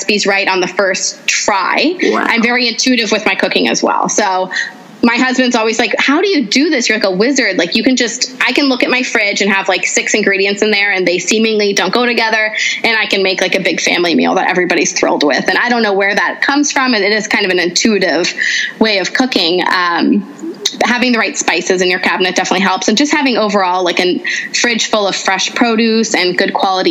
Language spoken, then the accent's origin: English; United States; also born or lived in Canada; I grew up in a Lebanese household in America. So I'm not even a first generation. Grace, my daughter, is my first generation American